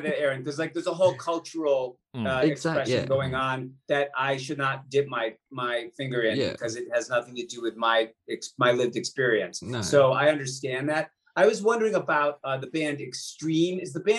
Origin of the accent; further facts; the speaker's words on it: Leeds, Yorkshire and the Humber, United Kingdom; now in United States; I was born in Leeds.